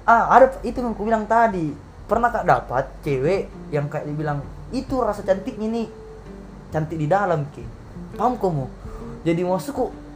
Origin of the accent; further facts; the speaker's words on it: Makassar, South Sulawesi, Indonesia; moved away; kampung saya di Makassar